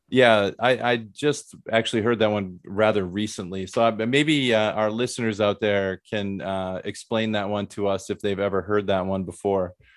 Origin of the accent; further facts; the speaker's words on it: Midwest, United States; I'm from the Midwest